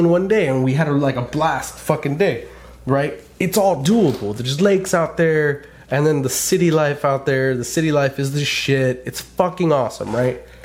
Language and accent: English; California, United States; moved away; I grew up in California. I was born and bred in California